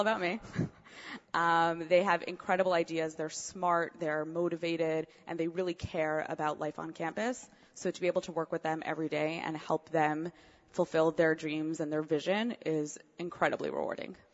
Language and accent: English; Montreal, Quebec, Canada; also born or lived in Cincinnati; now in New York, United States; originally, actually, I'm from Montreal. My father lives in Montreal. My mom lives in Cincinnati.